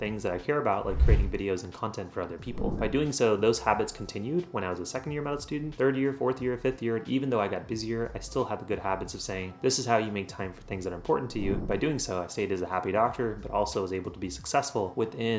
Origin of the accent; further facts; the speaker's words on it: Central Texas, United States; also born or lived in India; I was born in India, but I came here when I was 4 years old. And since then, I've done all my training throughout the US system. So that includes high school, college, and medical school. And now all of those have been within Central Texas